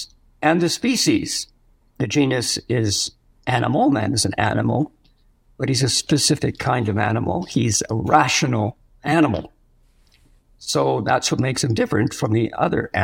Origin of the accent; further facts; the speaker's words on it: Western Canada, Canada; moved away as an adult; also born or lived in France; now in Silver City, United States; I come from Western Canada